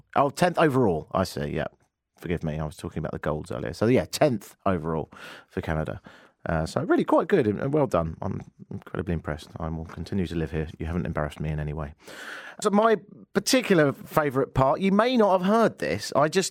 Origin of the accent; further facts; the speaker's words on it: Spain; So I'm from Spain, I go to London, and then I'm going to a wedding in Italy